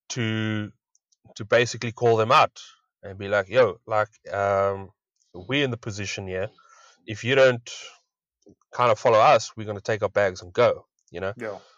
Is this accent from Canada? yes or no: no; South Africa; As a South African fan, I think that would be a lot of fun.